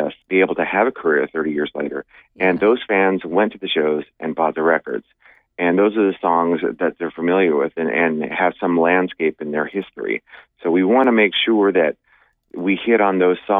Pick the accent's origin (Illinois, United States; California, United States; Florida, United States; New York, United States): California, United States; Sacramento; growing up in Northern California, in Sacramento